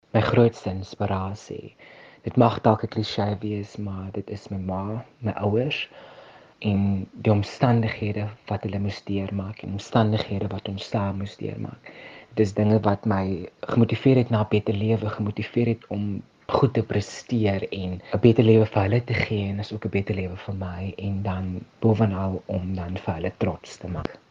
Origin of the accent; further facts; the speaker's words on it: Ebenezer, Western Cape, South Africa; ek is van Ebenezer, 'n baie klein dorpie so 30 km buitekant Vredendal.